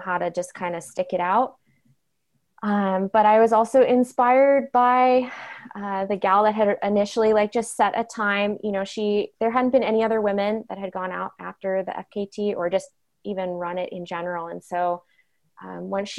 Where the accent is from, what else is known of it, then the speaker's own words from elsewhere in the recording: Sequim, Washington, United States; I grew up on the Olympic Peninsula over in Squim